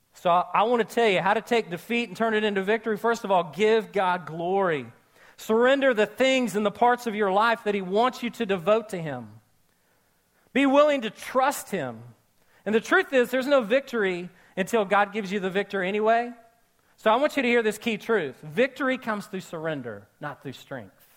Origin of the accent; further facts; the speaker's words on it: Oklahoma, United States; I was born and raised in Oklahoma